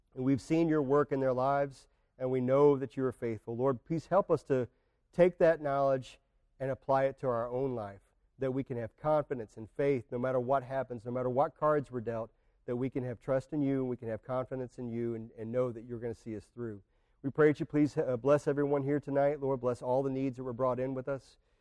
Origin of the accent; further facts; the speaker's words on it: United States; we as American Christians